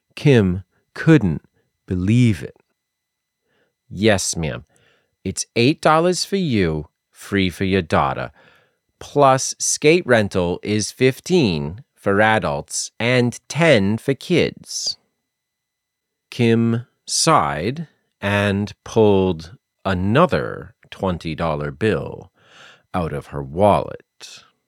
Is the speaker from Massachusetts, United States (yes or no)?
yes; Massachusetts, United States; also born or lived in South Carolina; I am from Massachusetts, and I spent six years living in South Carolina